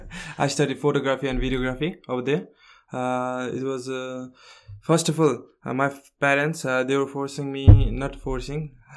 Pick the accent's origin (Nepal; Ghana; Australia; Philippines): Nepal; Kathmandu, Bagmati; Yeah, Kathmandu.